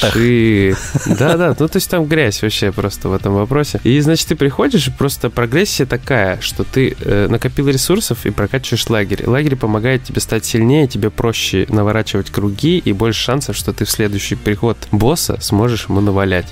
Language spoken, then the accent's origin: Russian; Omsk, Omsk Oblast, Russia; я из Омска